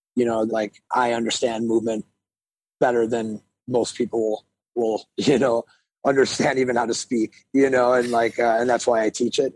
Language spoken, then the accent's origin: English; Milwaukee, Wisconsin, United States; I grew up in Milwaukee, Wisconsin.